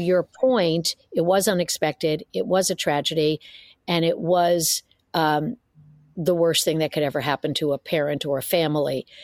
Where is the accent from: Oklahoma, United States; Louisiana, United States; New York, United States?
New York, United States; New York City; moved away as an adult; now in San Francisco Bay Area, United States; I was born and raised in New York City, uh, migrated out to uh, the San Francisco Bay Area after college